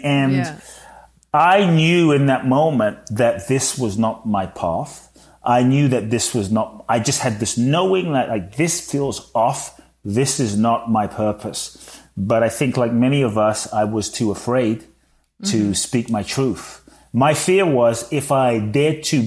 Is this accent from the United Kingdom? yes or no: yes; London, United Kingdom; moved away as an adult; also born or lived in Ghana / Mexico; now in United States; I was born in Ghana, West Africa. And my father's from Ghana. My mother's Japanese. I grew up in London.